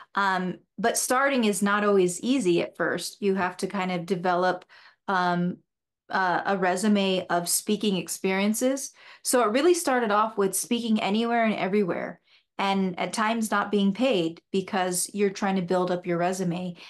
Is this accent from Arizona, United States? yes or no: yes; Sierra Vista, Arizona, United States; I was born in Sierra Vista Hospital, and I grew up there, had a brother and a sister, and many friends